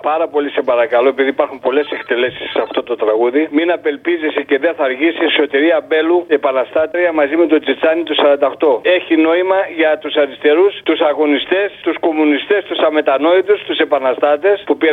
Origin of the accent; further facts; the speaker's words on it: Koropi, Attica, Greece; από το Κοροπή.